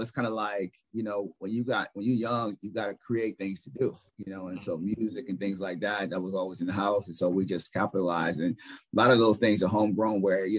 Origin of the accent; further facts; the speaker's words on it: the South, United States; moved away; I'm from the South originally